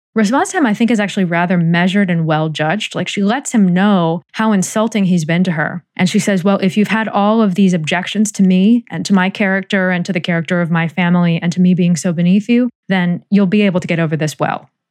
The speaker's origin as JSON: {"language": "English", "country": "United States", "said": "as American readers"}